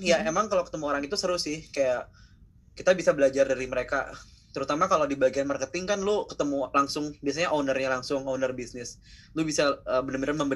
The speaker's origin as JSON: {"language": "Indonesian", "town": "Bandung", "region": "West Java", "country": "Indonesia", "lives_now": "Jakarta, Indonesia", "said": "asal dari Bandung kan"}